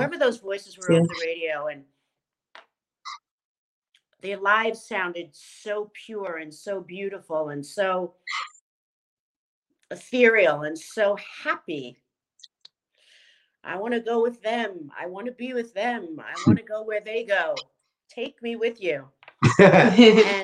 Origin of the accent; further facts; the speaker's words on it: Long Island, New York, United States; also born or lived in The Bronx, New York City; I grew up in a house, in a household in Long Island. I started in New York City in the Bronx, and then we made our way to Long Island